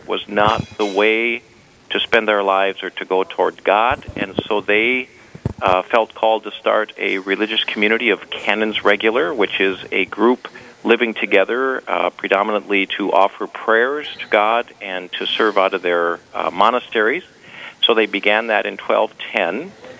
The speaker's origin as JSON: {"language": "English", "town": "Richfield", "region": "Minnesota", "country": "United States", "tie": "born or raised there", "said": "I'm from the Twin Cities. I grew up in Richfield, which is the first suburb south of Minneapolis, in a large family of 11 children."}